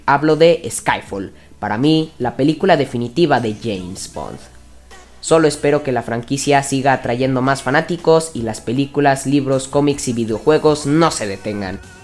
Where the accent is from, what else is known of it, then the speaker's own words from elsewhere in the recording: Mexico; soy mexicano